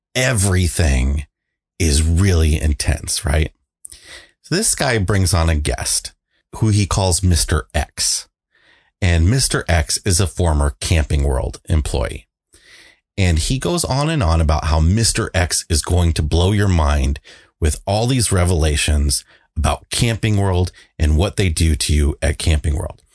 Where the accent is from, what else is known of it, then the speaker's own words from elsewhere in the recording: United States; I grew up on the Mississippi.